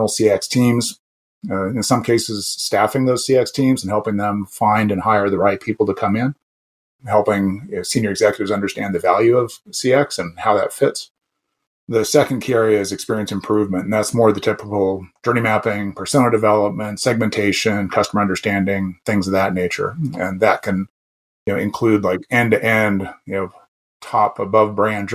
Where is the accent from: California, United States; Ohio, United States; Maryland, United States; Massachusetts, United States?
California, United States; Southern; moved away as an adult; also born or lived in Canada; growing up in Southern California